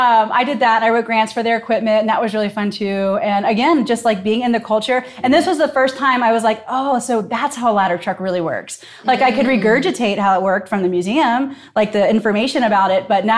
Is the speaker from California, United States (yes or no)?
no; Newport, Kentucky, United States; moved away as an adult; also born or lived in Seattle / New York; now in Cincinnati, United States; I'm actually from Newport, right across the river.